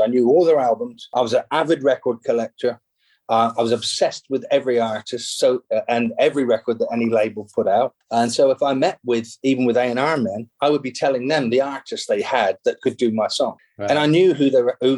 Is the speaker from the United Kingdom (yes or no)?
yes; England, United Kingdom; moved away as an adult; now in Los Angeles, United States; being an English songwriter